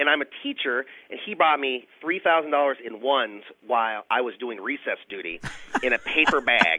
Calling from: Oxford, Ohio, United States

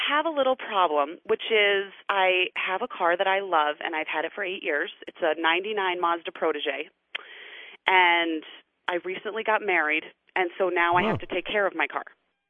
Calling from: Portland, Oregon, United States

